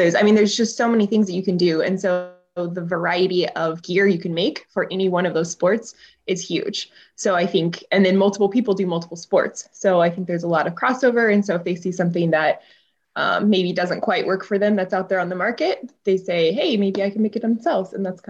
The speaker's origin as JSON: {"language": "English", "region": "Colorado", "country": "United States", "tie": "born or raised there", "moved": "as an adult", "lives_now": "New Zealand", "said": "I grew up in Colorado."}